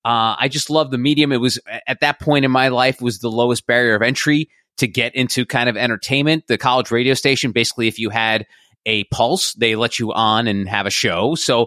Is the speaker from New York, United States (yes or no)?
yes; New York, United States; When I was a little kid growing up outside of New York City, I dreamed of becoming a show business star.